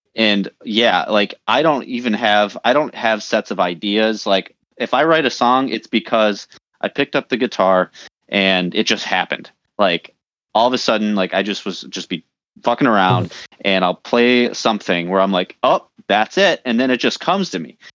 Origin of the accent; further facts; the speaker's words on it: Detroit, Michigan, United States; we're from the Detroit area